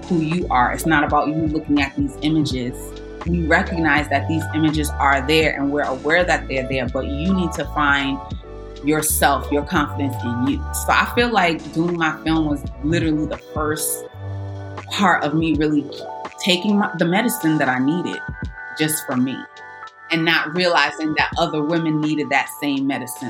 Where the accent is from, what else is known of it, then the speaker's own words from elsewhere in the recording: New York City, New York, United States; also born or lived in Los Angeles; growing up in Brooklyn